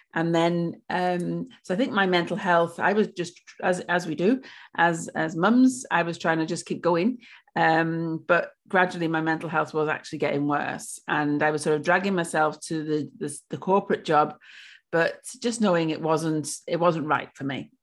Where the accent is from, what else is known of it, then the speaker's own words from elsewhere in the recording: Wales, United Kingdom; moved away as an adult; now in Australia; I'm originally from Wales. Um, I've lived in Australia for seven years